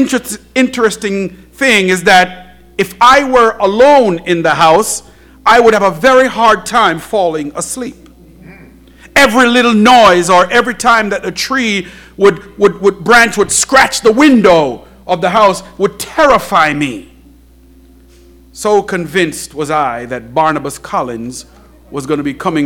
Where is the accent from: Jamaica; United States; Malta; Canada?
Jamaica; when I was a young boy growing up in Jamaica